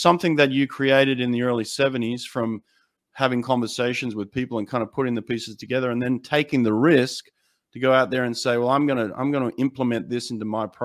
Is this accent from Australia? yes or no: yes; Australia; as an Australian, you know, I'm an Aussie